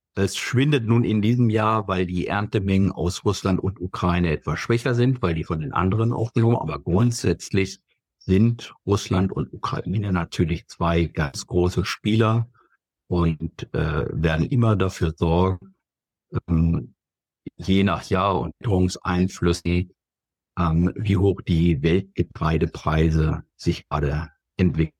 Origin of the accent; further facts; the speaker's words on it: Germany; wir gerade als Deutsche